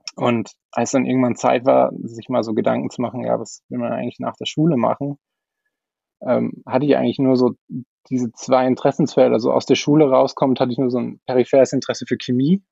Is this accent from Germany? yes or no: no; Austria; ich komme eigentlich aus Österreich